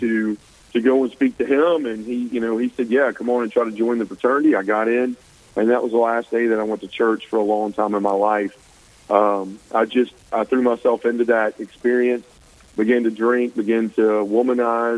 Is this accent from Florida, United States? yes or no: no; Memphis, Tennessee, United States; I grew up, was born and raised in Midtown Memphis